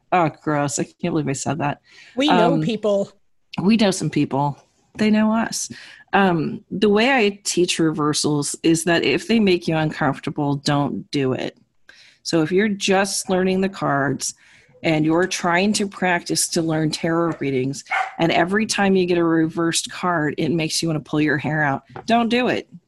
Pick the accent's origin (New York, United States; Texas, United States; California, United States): New York, United States; the New Yorker.